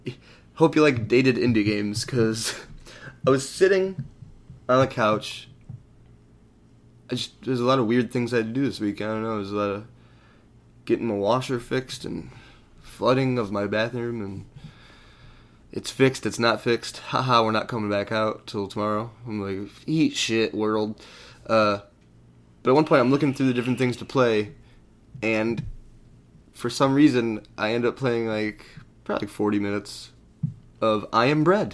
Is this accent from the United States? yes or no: yes; Michigan, United States; We're from Michigan